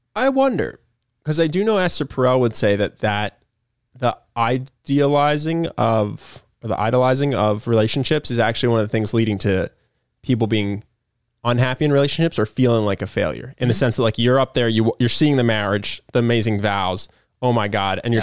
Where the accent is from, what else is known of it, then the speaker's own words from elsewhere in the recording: Philadelphia, Pennsylvania, United States; I'm from Philly. I'm a Philly sports fan